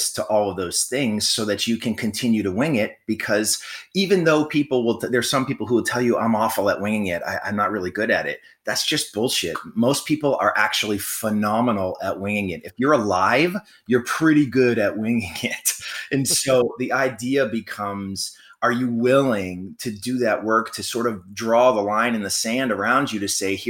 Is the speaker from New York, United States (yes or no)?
no; Florida, United States; I'm from Florida.